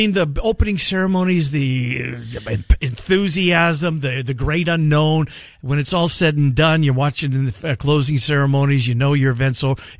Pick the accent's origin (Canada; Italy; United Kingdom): Canada; I had a hockey stick in my hand growing up in Canada.